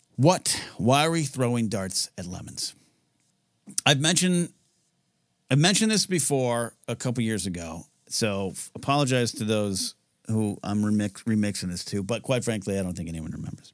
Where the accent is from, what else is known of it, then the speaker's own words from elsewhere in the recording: Pismo Beach, California, United States; moved away as an adult; now in Los Angeles, United States; I was raised in Pismo Beach